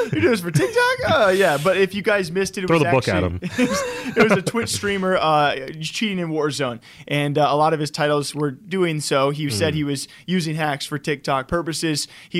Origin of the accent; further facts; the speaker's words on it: Iowa, United States; I'm from Iowa. I add U's all the time.